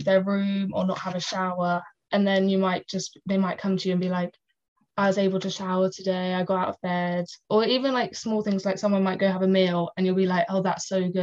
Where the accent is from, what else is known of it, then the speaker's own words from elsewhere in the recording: Oxford, South East England, United Kingdom; I'm 19 and I'm from Oxford.